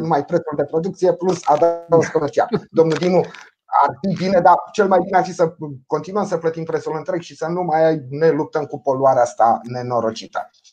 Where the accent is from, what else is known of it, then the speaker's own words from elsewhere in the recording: Ploiești, Prahova, Romania; eu ca ploieștean